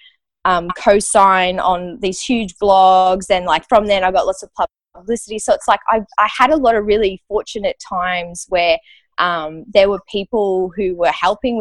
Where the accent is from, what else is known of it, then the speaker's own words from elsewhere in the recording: Australia; moved away as an adult; also born or lived in Los Angeles, United States; I needed to be back in Australia to be with my dad.